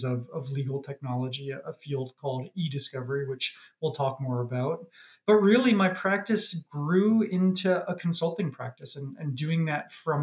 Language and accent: English; New York, United States; moved away as an adult; now in Toronto, Canada; I'm from New York by background, but moved up to Toronto during COVID.